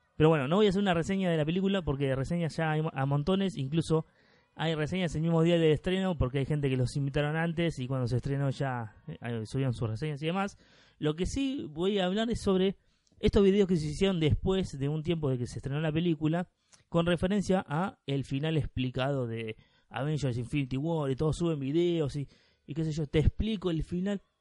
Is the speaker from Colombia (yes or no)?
no; Argentina; yo soy argentino